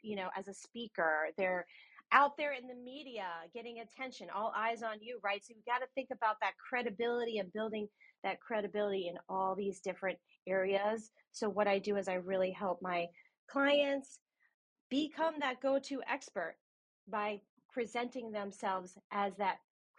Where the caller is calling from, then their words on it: New York City, New York, United States; I'm calling in from New York City.